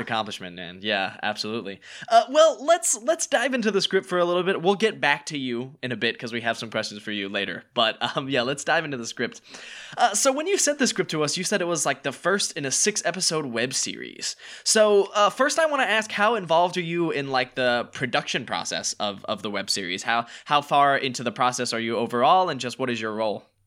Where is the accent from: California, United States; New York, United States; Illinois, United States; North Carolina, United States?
North Carolina, United States; now in Los Angeles, United States; we're both from North Carolina.